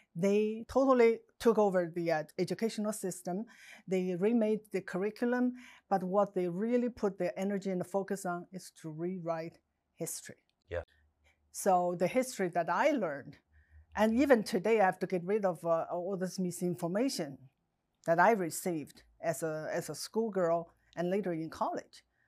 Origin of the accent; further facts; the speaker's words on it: China; English is a second language; moved away as an adult; now in United States; growing up in Mouse, China